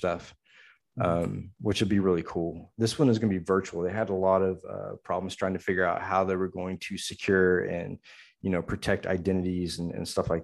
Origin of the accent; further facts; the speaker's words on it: Houston, Texas, United States; where I grew up in Houston, where, you know, it's all science and math because NASA is, you know, right in our backyard